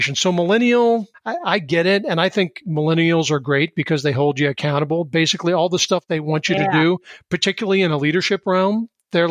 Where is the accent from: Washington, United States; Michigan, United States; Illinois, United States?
Washington, United States; Seattle; moved away as an adult; also born or lived in New York / eastern Pennsylvania; now in Pennsylvania, United States; so I grew up in Seattle and I currently sit in eastern Pennsylvania, but I grew up in Seattle and I left there when I was in my early 30s